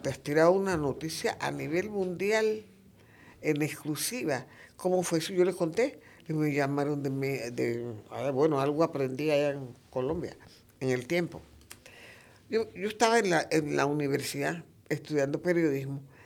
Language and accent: Spanish; Macaracas, Los Santos, Panama; Yo soy de Macaracas